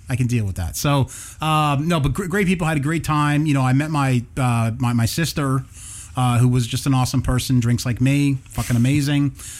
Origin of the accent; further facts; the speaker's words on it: Long Branch, New Jersey, United States; I was born in Long Branch